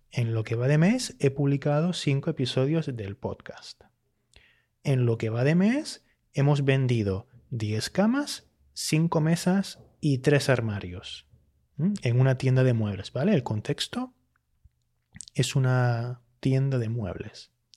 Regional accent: Canary Islands, Spain; accent: Canarian; Yo que soy hablante de Canarias, y que por tanto tiendo mucho a usar el pretérito indefinido más que el pretérito perfecto.

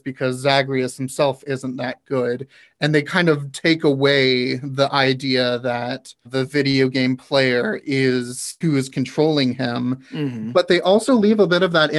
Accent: the South, United States; I am actually from the South

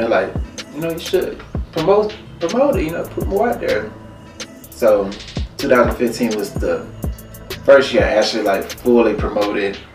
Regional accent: Alabama, United States; moved away as an adult; now in Cleveland, United States; As you can tell by the accent, I'm not originally from Cleveland. I'm from Alabama.

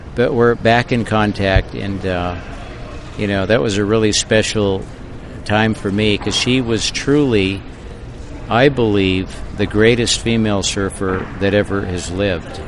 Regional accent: Santa Barbara, California, United States; moved away as an adult; also born or lived in North Shore, Oahu; now in Half Moon Bay, United States; I was raised in Santa Barbara, and that's where my business was

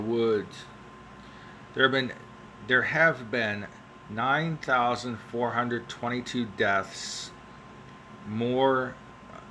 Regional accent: Ohio Valley, United States; accent: Ohio Valley; my Ohio Valley accent.

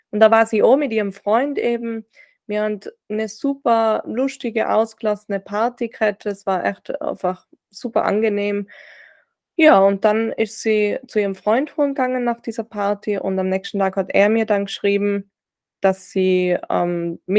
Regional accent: Reutte, Tyrol, Austria; Und ich bin eben da geboren in Reute, das ist direkt an der deutschen Grenze, bei Füssen, Schloss Neuschwanstein, vielleicht kennen das manche. Und bin da auch aufgewachsen mit meinen drei jüngeren Schwestern eben, Anna, Larissa, Mara.

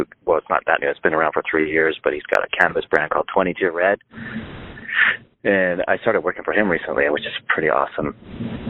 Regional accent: Northern California, United States; also born or lived in Montreal, Canada / Los Angeles; now in Las Vegas, United States; they moved back to Northern California when I was 9 months old

